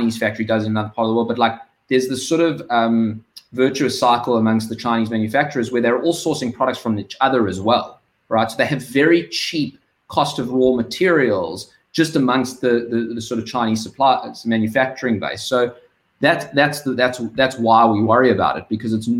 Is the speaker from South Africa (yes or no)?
yes; South Africa; you can hear I'm South African